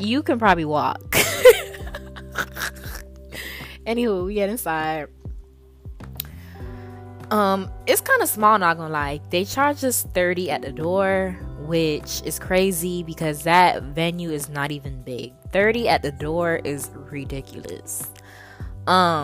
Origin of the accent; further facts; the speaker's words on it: South Florida, United States; now in Tallahassee, United States; I'm from South Florida